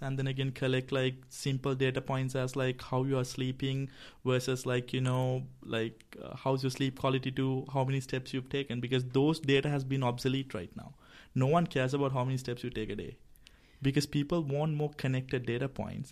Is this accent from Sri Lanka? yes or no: yes; Sri Lanka; I'm also from Sri Lanka